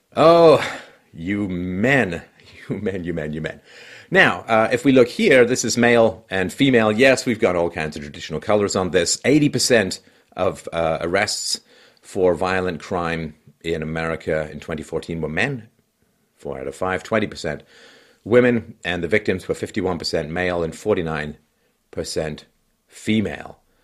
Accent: England, United Kingdom; moved away; when I was a kid growing up in England

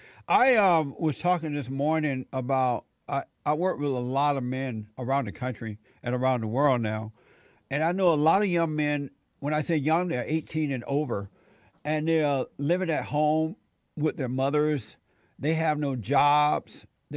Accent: Alabama, United States; moved away as an adult; now in Los Angeles, United States; I remember once when I moved from Alabama to Los Angeles in my early 20s, I met friends and I ended up smoking pot.

